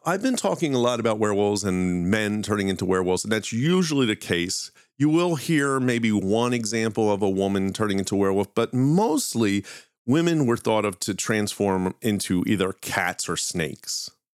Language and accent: English; Philadelphia, Pennsylvania, United States; accent: Philly; that's just my Philly accent